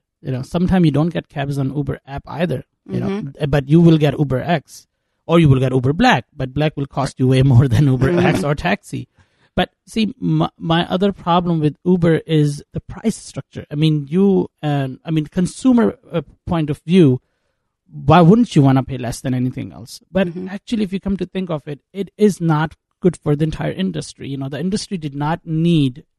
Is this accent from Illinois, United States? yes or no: yes; Chicago, Illinois, United States; I'm a Chicagoan who lives in Chicago, who loves Chicago